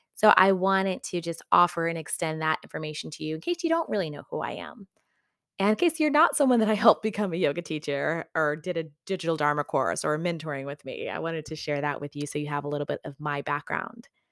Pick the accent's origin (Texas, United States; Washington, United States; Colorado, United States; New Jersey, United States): Texas, United States; West; now in Southern California, United States; I'm from West Texas, and I am really happy that that's where I grew up